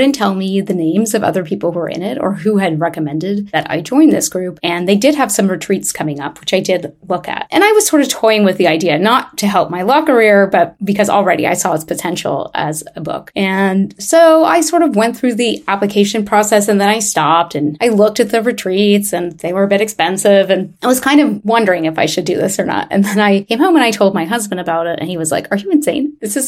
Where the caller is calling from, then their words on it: Montreal, Quebec, Canada; I'm calling from Montreal, Canada